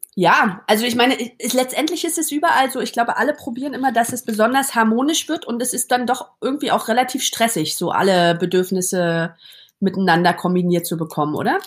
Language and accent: German; Berlin, Germany; now in Zurich, Switzerland; ich bin im Neubaublock aufgewachsen am Rand von Berlin